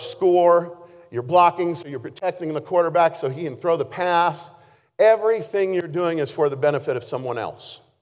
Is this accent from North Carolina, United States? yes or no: no; Baker City, Oregon, United States; when I was in high school, I had the opportunity to play both ways because I was from Baker City, not a very large place.